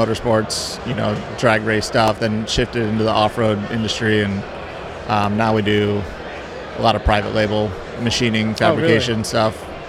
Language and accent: English; Palm Beach, Florida, United States; Palm Beach, Florida.